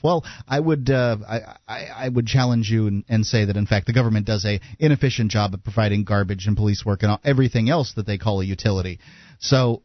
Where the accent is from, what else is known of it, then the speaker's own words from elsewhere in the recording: Bradenton, Florida, United States; I'm from Sarasota, Florida, eh, actually Bradenton, Sarasota area